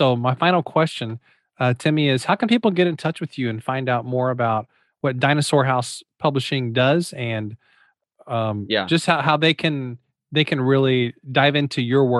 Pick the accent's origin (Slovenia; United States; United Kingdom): United States; Missouri; But I am from Missouri, so we're known for mispronouncing things.